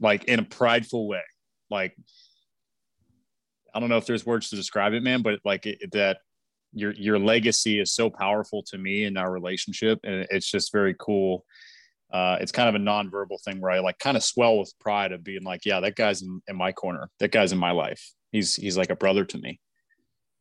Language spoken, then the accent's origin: English; Western Pennsylvania, United States; moved away; I grew up in Western PA